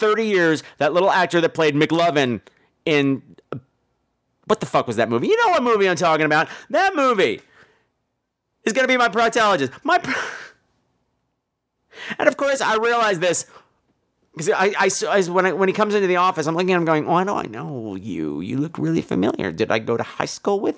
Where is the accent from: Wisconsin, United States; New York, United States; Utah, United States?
New York, United States; Garden City; from Long Island, from Garden City